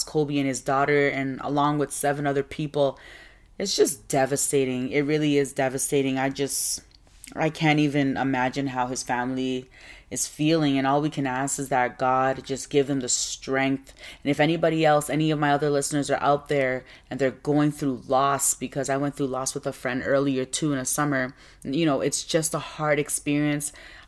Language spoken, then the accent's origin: English; Nigeria; Well, I'm from West Africa. Both my parents are Ghanaian. So I was born in Nigeria because my parents went over there to work. But I'm Ghanaian.